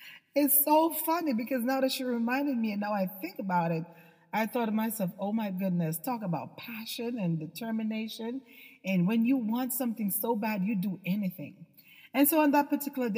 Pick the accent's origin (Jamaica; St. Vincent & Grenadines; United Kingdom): Jamaica; when I was a little girl, I had no shoes. I'm from Jamaica